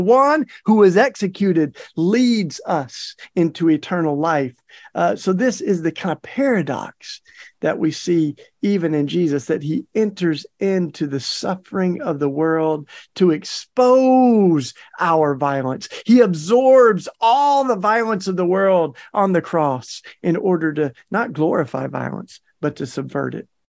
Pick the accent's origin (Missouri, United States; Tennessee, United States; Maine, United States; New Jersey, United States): Tennessee, United States; moved away; my home state of Tennessee